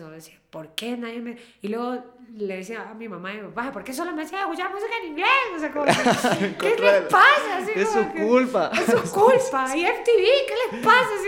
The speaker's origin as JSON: {"language": "Spanish", "country": "Ecuador", "said": "aunque yo soy ecuatoriana"}